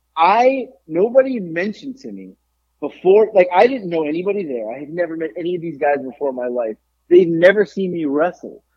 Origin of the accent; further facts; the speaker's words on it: Florida, United States; I was the guy from Florida